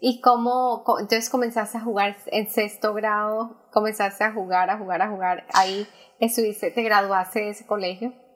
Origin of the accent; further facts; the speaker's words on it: Colombia; now in United States; Yo soy la única que emigré también de Colombia